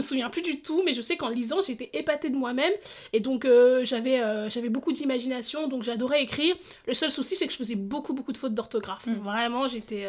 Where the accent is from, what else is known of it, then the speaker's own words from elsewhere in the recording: Stains, Île-de-France, France; je suis née, j'ai grandi en Seine-Saint-Denis